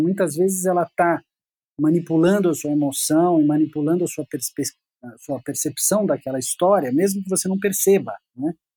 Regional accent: Piracicaba, São Paulo, Brazil; moved away as an adult; now in São Paulo, Brazil; Eu fui para lá com oito anos de idade e voltei para São Paulo, eu sou de São Paulo

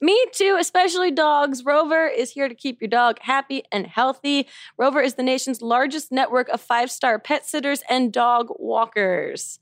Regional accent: New Jersey, United States; I'm from New Jersey

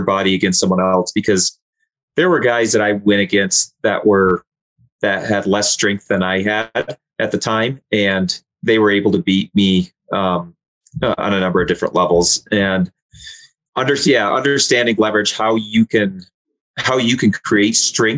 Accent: Michigan, United States; I grew up in Michigan

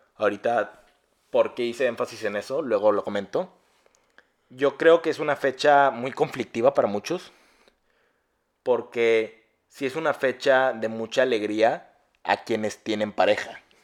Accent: Mexico; yo no soy británico, soy un mexicanote

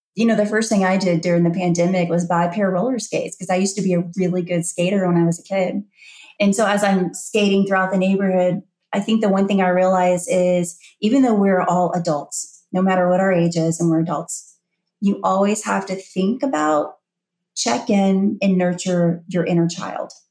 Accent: Louisiana, United States; moved away as an adult; also born or lived in New Orleans; now in Georgia, United States; I left Louisiana, my home state. I've been there my whole life for you know, 46 years. And I just up and moved to Georgia

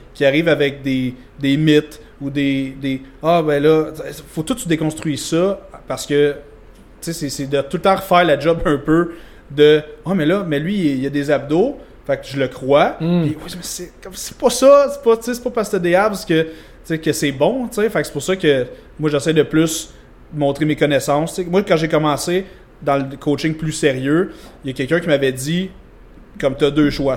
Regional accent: Vaudreuil-Dorion, Quebec, Canada; je viens de Vaudreuil-Dorion

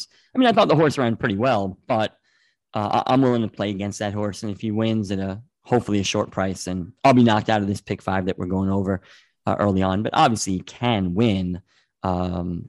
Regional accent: New York, United States; I'm from New York

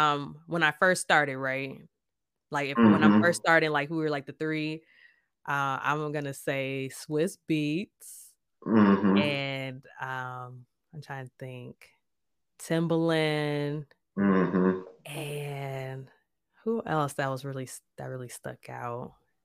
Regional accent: Minnesota, United States; now in Chicago, United States; when I was growing up in Minnesota, because I spent most of my childhood there

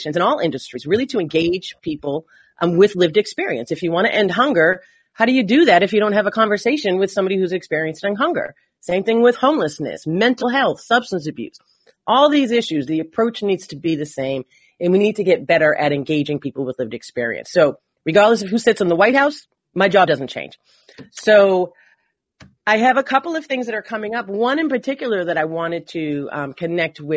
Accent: Medford, Massachusetts, United States; people from Massachusetts, we just say we're from Boston. But yes, so Medford is just north of Boston

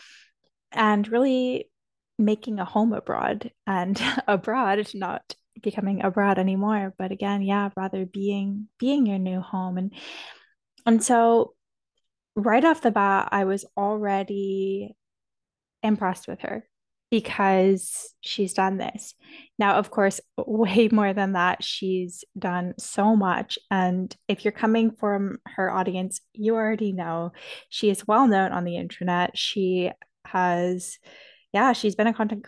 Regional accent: Toronto, Ontario, Canada; moved away; where I grew up in Toronto

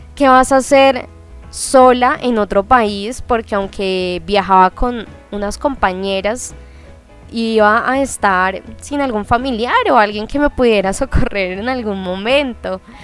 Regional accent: Colombia; also born or lived in Buenos Aires, Argentina; me refiero a este caso a Colombia, que es de donde vengo yo y donde estoy ahora

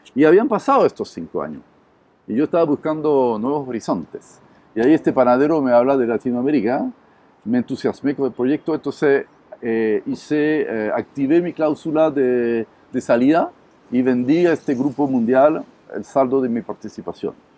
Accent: Montpellier, Occitania, France; Spanish is a second language; moved away as an adult; now in Chile; Sí, yo soy francés, soy originario del sur de Francia, de Montpellier

